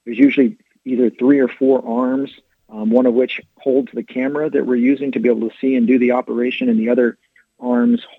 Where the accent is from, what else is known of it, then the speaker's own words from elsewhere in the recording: San Angelo, Texas, United States; moved away as an adult; also born or lived in Fort Worth, Texas / Dayton, Ohio; now in Norman, United States; I grew up in West Texas, out in San Angelo